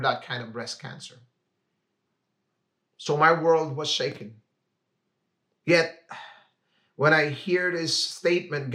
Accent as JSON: {"language": "English", "country": "Philippines", "tie": "born or raised there", "moved": "as an adult", "lives_now": "Vancouver, Canada", "said": "I grew up in the Philippines"}